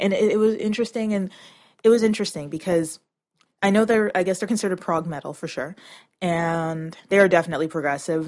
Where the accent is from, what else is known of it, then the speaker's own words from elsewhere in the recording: Toronto, Ontario, Canada; I'm from Canada